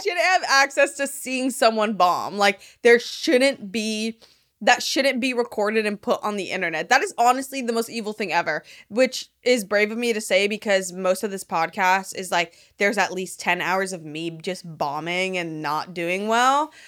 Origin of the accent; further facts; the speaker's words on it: Miami, Florida, United States; now in Los Angeles, United States; I'm from Miami.